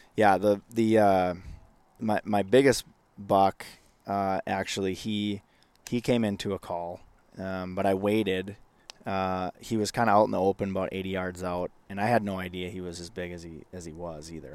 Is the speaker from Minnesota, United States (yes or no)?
yes; Northwest Minnesota, United States; when I was growing up in Northwest Minnesota